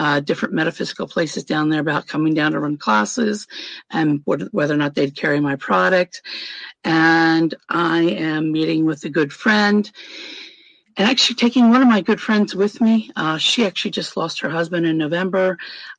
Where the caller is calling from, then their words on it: Indiana, United States; Am in northern Indiana. I am 5 minutes from the Michigan border, so I'm that far up.